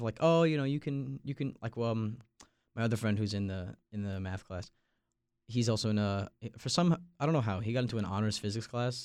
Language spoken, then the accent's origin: English; Long Island, New York, United States; now in Raleigh, United States; I'm from Long Island, New York